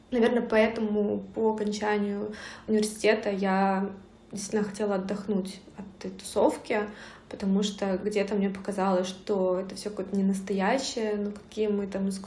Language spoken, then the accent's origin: Russian; southern Russia, Russia; accent: southern; Я даже говорила не так, как э, все в Санкт-Петербурге говорят. у меня был такой говор